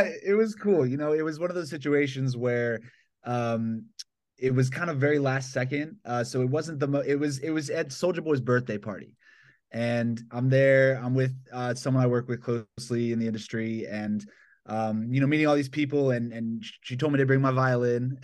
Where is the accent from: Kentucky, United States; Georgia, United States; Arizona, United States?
Georgia, United States; Atlanta; now in Los Angeles, United States; I grew up in Georgia, so I was around bluegrass a lot